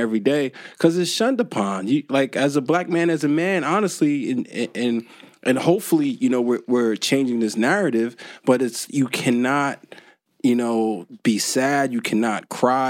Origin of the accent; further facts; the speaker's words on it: Newark, New Jersey, United States; also born or lived in Irvington, New Jersey; I was born and raised in the U.S. Like I said, I was born in Newark, Ivy Hill Projects.